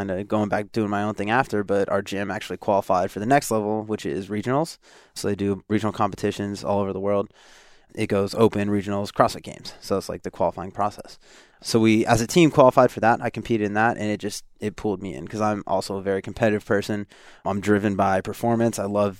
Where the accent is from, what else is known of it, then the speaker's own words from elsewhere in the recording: Pennsylvania, United States; now in California, United States; I grew up in Northeast, but the United States. So I'm from Pennsylvania.